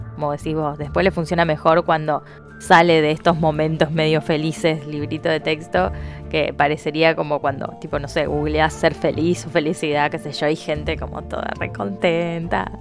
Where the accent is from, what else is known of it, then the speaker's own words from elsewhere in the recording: Cañada de Gómez, Santa Fe, Argentina; now in Rosario, Argentina; somos de Cañada de Gómez. Em, una ciudad cerca de Rosario. Ahí crecimos y después nos mudamos a Rosario